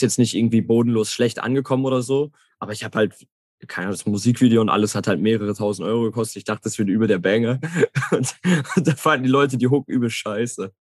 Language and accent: German; Herne, North Rhine-Westphalia, Germany; Ich komme aus Herne, ist, ist direkt in der Nähe, 20 Minuten